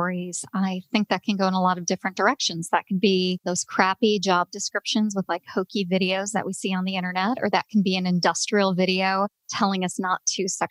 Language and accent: English; Chicago, Illinois, United States; accent: Chicago; a fellow Chicagoan on the podcast. So my accent's going to just fly out